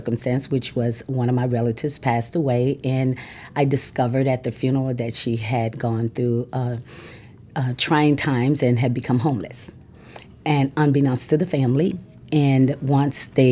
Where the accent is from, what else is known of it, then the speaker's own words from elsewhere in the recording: Texas, United States; moved away; I'm originally from Texas.